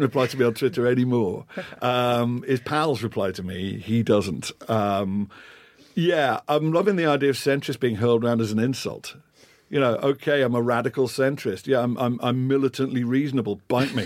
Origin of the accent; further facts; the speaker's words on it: Liverpool, North West England, United Kingdom; moved away; also born or lived in Scotland; growing up in Liverpool, spent most of my formative years in Scotland